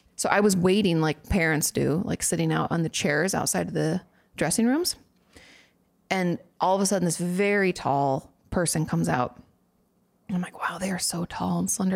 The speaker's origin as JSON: {"language": "English", "region": "Washington", "country": "United States", "tie": "born or raised there", "also_born_or_lived": "California", "moved": "as an adult", "lives_now": "Texas, United States", "said": "which I grew up in Washington"}